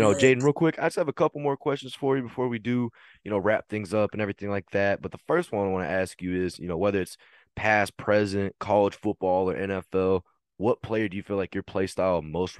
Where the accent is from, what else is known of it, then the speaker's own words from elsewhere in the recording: Fort Worth, Texas, United States; I'm from Fort Worth